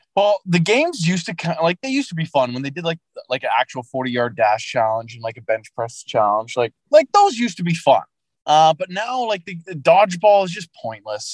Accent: Vancouver, British Columbia, Canada; growing up in Vancouver

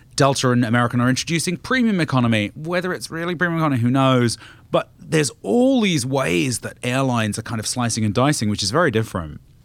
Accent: United Kingdom; moved away; I'm not British anymore

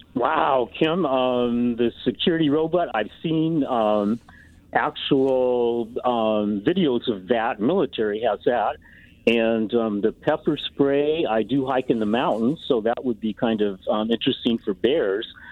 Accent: Colorado, United States; now in Iowa, United States; I'm from Colorado and I have relatives in Colorado

